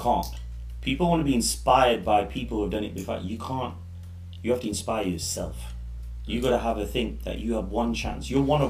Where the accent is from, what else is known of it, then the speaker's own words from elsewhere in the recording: Leicester, East Midlands, United Kingdom; also born or lived in Leeds; I was born in Leicester.